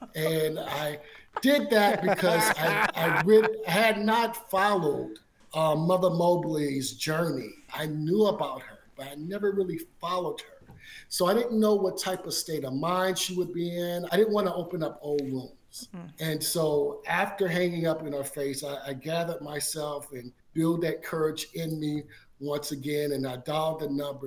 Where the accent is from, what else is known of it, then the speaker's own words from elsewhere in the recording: Baton Rouge, Louisiana, United States; growing up in Baton Rouge, Louisiana